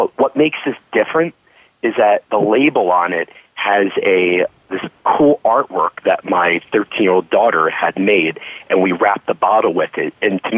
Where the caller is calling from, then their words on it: New York City, New York, United States; So I'm calling you from my office right here in Midtown Manhattan, New York City. I'm right by the United Nations, actually, and it's a glorious, beautiful, sunny day here.